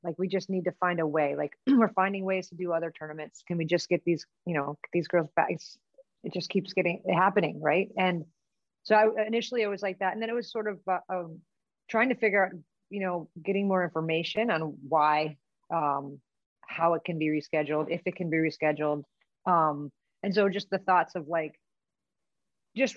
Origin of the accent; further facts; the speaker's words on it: Chicago, Illinois, United States; moved away; I came from Chicago